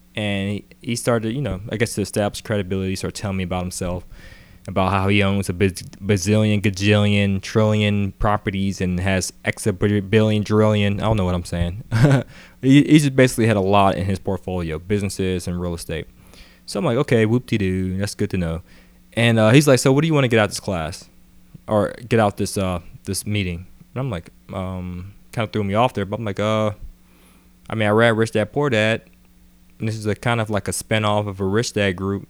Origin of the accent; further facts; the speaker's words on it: Atlanta, Georgia, United States; also born or lived in Pittsburgh, Pennsylvania; I was born in Pittsburgh, P A. Moved to Atlanta when I was about ten. And, uh, pretty much grew up in Atlanta until I went to college.